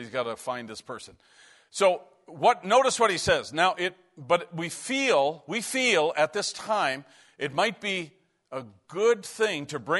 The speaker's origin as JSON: {"language": "English", "region": "Newfoundland and Labrador", "country": "Canada", "tie": "born or raised there", "said": "When we grew up in Newfoundland, we lived in a hockey culture"}